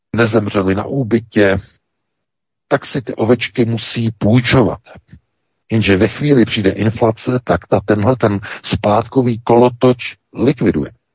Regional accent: Czechia; now in Germany; my Češi

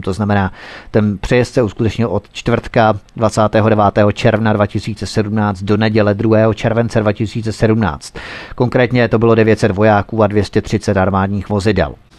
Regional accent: Czechia; my Češi jsme skromný národ

